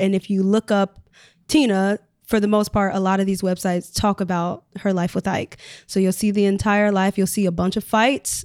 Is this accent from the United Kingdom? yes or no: no; Chicago, Illinois, United States; moved away as an adult; I'm from Chicago